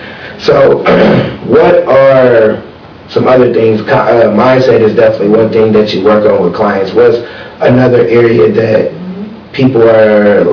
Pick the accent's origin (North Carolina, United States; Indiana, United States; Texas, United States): Indiana, United States; Michigan City; now in Indianapolis, United States; I'm from Michigan City. My leap was just coming to Indianapolis, because I knew Michigan City didn't have nothing for me.